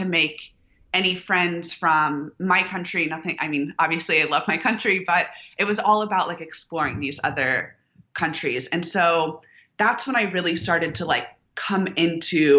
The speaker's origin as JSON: {"language": "English", "town": "Houston", "region": "Texas", "country": "United States", "tie": "born or raised there", "moved": "as an adult", "lives_now": "Austin, United States", "said": "I was born in Houston to entrepreneurs."}